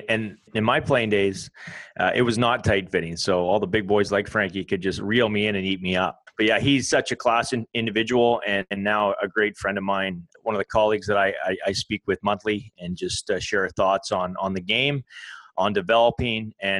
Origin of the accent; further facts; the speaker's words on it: Canada; a former Canadian Sevens international.